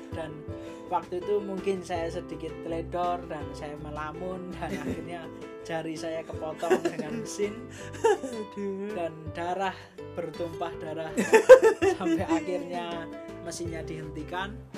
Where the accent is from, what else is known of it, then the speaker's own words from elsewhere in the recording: Surakarta, Central Java, Indonesia; moved away as an adult; now in Australia; asalnya dari Surakarta Solo tercinta